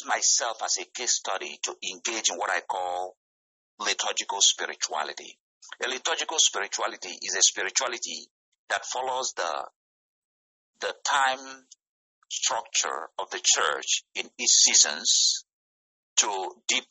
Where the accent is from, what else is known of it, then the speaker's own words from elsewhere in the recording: Nigeria; moved away as an adult; now in United States; where I come from, actually I come from West Africa, from Nigeria.